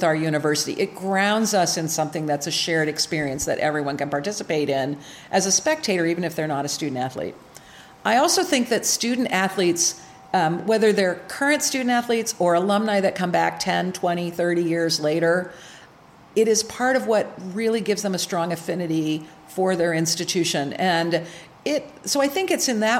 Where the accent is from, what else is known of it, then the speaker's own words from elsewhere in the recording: Ohio, United States; also born or lived in New Jersey / Michigan; now in Illinois, United States; my husband and I are both born and raised in Ohio.